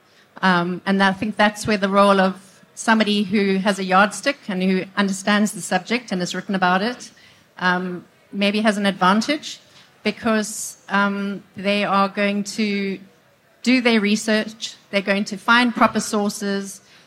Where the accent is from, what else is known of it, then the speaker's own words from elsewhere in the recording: South Africa; I'm South African.